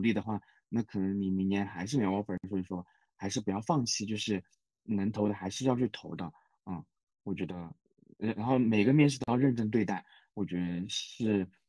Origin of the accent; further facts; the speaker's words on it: China; now in Japan; 就是我一个外国人讲的话听不懂，那那不是你本地人的问题吗？那像我们中国人，如果一个外国人跟我们中文讲话